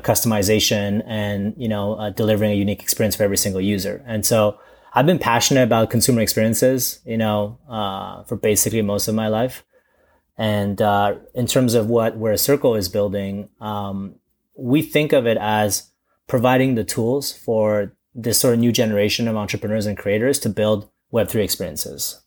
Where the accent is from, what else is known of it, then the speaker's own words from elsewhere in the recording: Canada; also born or lived in China; originally I'm, I was from China, but I've gr-, kinda grown in, uh, in Canada.